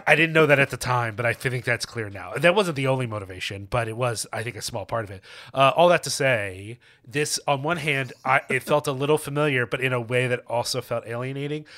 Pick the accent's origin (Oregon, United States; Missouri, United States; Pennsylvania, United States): Pennsylvania, United States; Philadelphia; I grew up in Philly